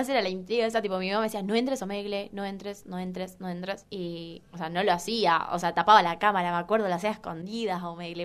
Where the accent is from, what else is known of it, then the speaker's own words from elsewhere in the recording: Chaco, Argentina; moved away as an adult; now in Buenos Aires, Argentina; yo soy de Chaco, ¿no? Provincia.